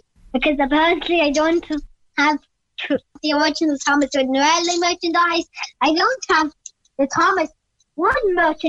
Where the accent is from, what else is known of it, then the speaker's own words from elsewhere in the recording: Cork, Munster, Ireland; I was born in 2012 in Cork City, Ireland. I'm 8 years old.